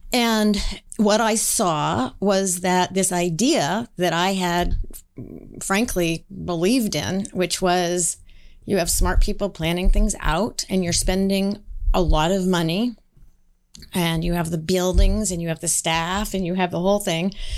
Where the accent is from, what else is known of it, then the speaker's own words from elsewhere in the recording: Seattle, Washington, United States; I grew up in Seattle, Washington in the nineteen seventies